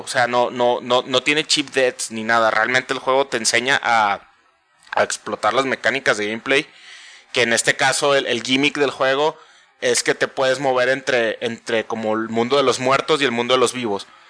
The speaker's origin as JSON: {"language": "Spanish", "country": "Mexico", "said": "para nosotros como mexicanos"}